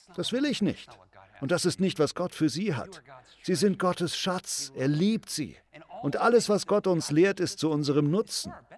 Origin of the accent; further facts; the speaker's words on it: United States; Uns als Amerikaner